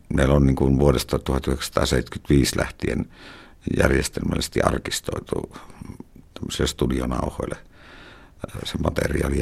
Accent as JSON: {"language": "Finnish", "town": "Karigasniemi", "region": "Lapland", "country": "Finland", "tie": "born or raised there", "said": "Mä oon viettänyt lapsuuteni tuolla Karikasniemessä, Utsion Karikasniemessä."}